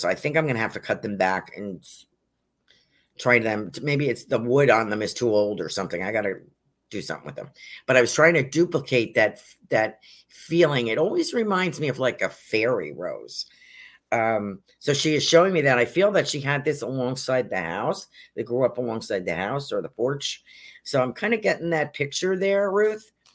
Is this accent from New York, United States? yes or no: yes; North Salem, New York, United States; now in Sarasota, United States; when I was growing up in North Salem, New York